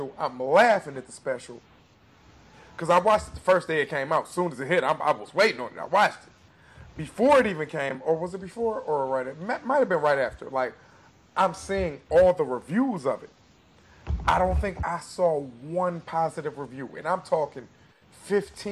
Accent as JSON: {"language": "English", "town": "Detroit", "region": "Michigan", "country": "United States", "said": "I'm from Detroit. I'm from the East Side. I'm from the hood."}